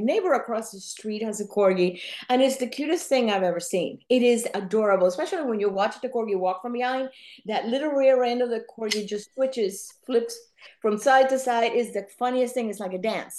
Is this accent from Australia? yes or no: no; Cuba; first language Spanish; English is a second language; now in Orlando, United States; I was born in Cuba. I speak two languages fluently. You may hear an accent from time to time, but that's because I spoke Spanish most of my life. I just adopted English later on as an adult.